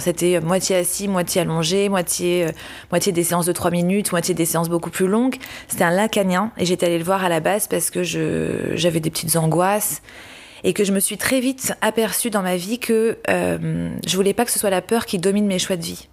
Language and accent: French; Paris, Île-de-France, France; born or raised there; moved away as an adult